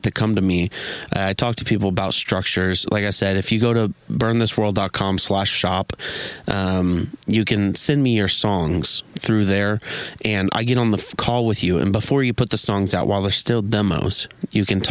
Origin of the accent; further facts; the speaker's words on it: Missouri, United States; I'm from Missouri.